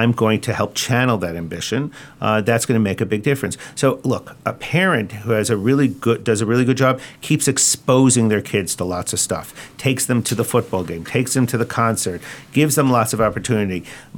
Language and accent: English; Long Island, New York, United States; And I grew up on Long Island, and I had comic books too.